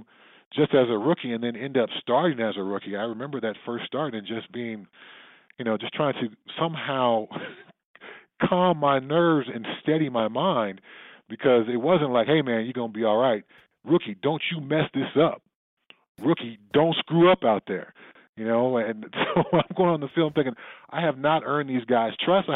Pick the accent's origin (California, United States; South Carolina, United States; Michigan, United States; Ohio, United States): California, United States; Pasadena; growing up in Pasadena